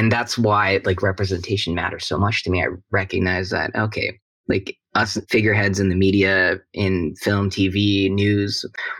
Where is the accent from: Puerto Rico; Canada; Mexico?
Canada; Vancouver, British Columbia; I grew up in Vancouver, Canada